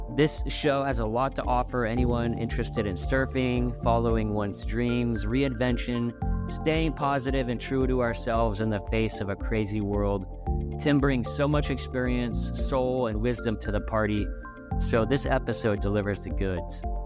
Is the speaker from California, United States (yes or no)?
yes; Oxnard, California, United States; you and I both grew up on the beach in Oxnard. I'm a few years older than you. I grew up in Shores.